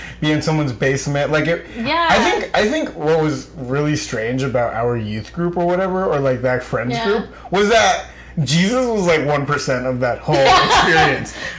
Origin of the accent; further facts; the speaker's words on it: Rockland, New York, United States; I knew a lot of Central Americans growing up because of where I grew up in Rockland